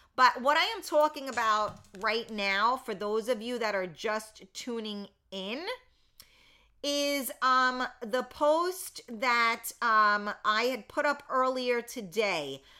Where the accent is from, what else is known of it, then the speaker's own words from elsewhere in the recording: United States; I am an American